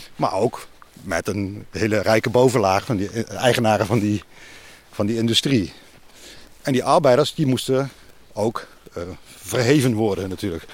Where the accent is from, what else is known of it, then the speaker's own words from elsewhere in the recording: Tegelen, Limburg, Netherlands; Venlo, waar ik zeg maar vandaan kom, dat ik kom uit Tegelen, dat is een dorpje tegen Venlo aan